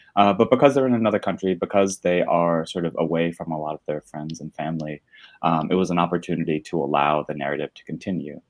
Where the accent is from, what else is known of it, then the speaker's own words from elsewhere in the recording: Northwest New Jersey, United States; moved away as an adult; now in Brooklyn, United States; I grew up in Northwest New Jersey, right next to Pennsylvania, in a super small town.